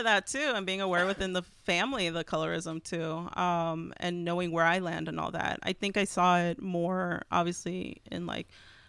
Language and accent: English; Texas, United States; And I'm not Mexican, even yeah. though I'm from Texas.